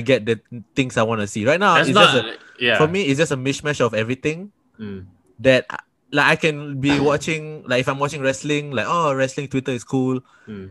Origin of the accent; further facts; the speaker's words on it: Singapore; I am from Singapore